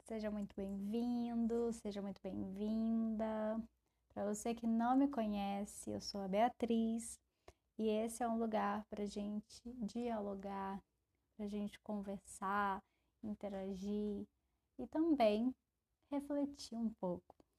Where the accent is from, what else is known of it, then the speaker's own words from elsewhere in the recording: Brasília, Federal District, Brazil; Eu, como uma boa brasiliense, sempre carrego um guarda-chuva e um casaquinho